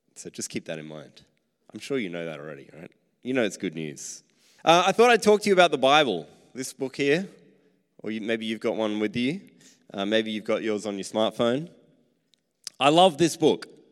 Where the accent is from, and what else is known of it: Australia